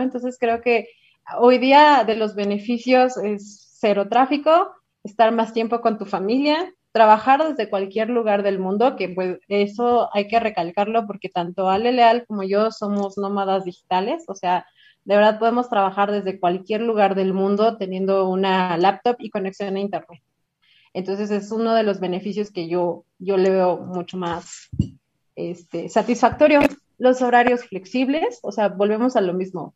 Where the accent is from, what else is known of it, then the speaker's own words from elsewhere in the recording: Toluca, State of Mexico, Mexico; now in Mexico City, Mexico; Yo soy de Toluca, pero muchos años he vivido aquí en Ciudad de México